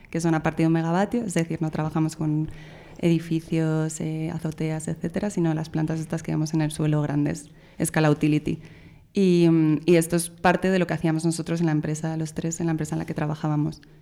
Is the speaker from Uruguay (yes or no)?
no; Spain; moved away as an adult; also born or lived in Brazil / Chile / San Francisco, United States / France; no era española.